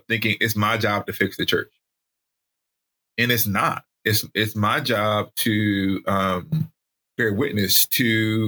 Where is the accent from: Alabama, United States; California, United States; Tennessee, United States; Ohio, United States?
Alabama, United States; I grew up in Alabama.